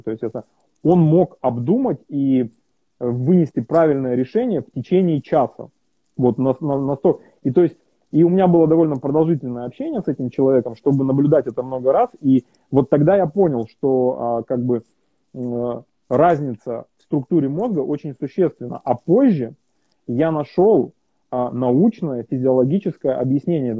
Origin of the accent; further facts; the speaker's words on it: Kazakhstan; moved away; also born or lived in Europe; я в Казахстане родился и вырос